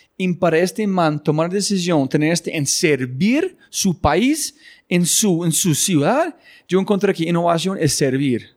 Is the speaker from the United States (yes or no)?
yes; United States; moved away; yo ser gringo y mi esposa colombiana